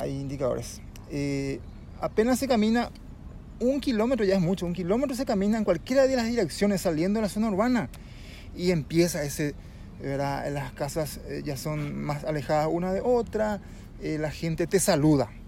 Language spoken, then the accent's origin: Spanish; Yaguarón, Paraguarí, Paraguay; como nací acá en Llevarón, crecí